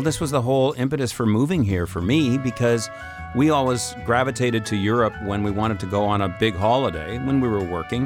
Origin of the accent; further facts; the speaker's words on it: Saskatchewan, Canada; I'm from Saskatchewan